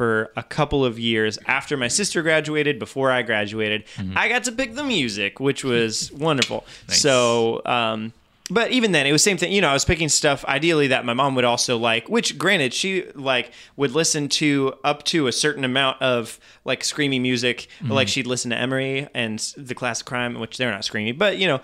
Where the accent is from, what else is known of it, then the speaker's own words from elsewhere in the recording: Belgium; moved away; I was growing up in Belgium